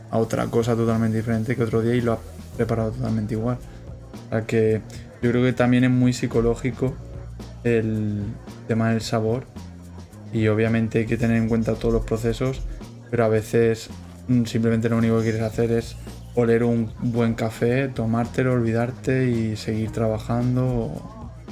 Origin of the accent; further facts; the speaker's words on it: Toledo, Castilla-La Mancha, Spain; yo soy de Toledo